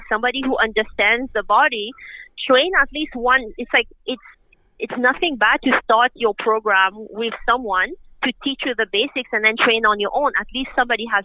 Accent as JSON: {"language": "English", "country": "Mauritius", "tie": "born or raised there", "moved": "yes", "lives_now": "Canada", "said": "I grew up in Mauritius, which is an island off the east coast of Africa"}